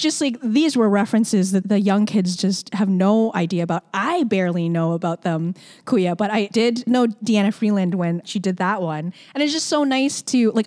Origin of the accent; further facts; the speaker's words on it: Toronto, Ontario, Canada; born and raised in Scarborough, Ontario.